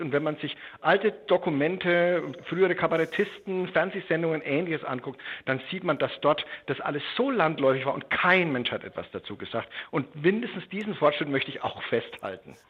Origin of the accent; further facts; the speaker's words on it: western Germany, Germany; also born or lived in Bad Alexandersbad; Jetzt bin ich in der Bundesrepublik aufgewachsen im Westen